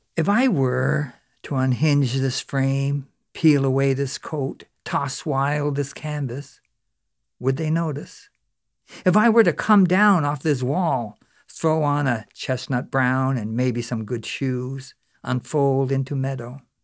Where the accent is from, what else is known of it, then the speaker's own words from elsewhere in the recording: Newfoundland and Labrador, Canada; when I was growing up in Newfoundland, I was about twelve or thirteen years old